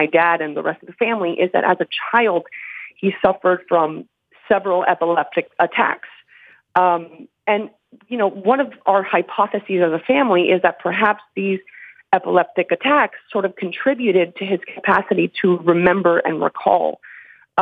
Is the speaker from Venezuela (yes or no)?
yes; Caracas, Capital District, Venezuela; now in New York, United States; I'm calling from New York, but I'm originally from Caracas, Venezuela